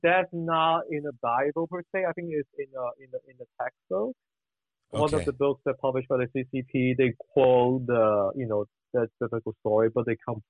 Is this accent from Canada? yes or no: no; Hong Kong; when I grew up in Hong Kong, back in the 90s, I was a teenager